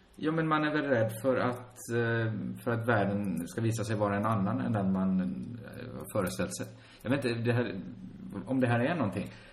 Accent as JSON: {"language": "Swedish", "town": "Borås", "region": "Västra Götaland", "country": "Sweden", "tie": "born or raised there", "said": "Själv växte jag upp inne i centrala Borås"}